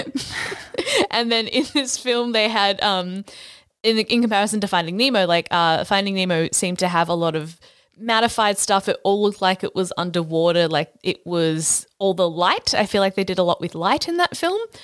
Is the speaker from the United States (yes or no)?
no; Australia